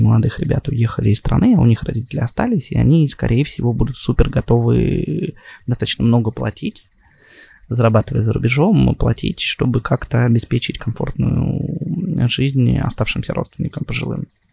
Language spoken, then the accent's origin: Russian; Russia; moved away; also born or lived in Saint Petersburg / Moscow / Israel; Я родился в России, я а, учился в классной школе